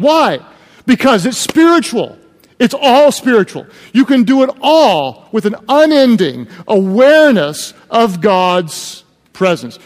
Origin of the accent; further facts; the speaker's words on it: Oklahoma, United States; I'm from Oklahoma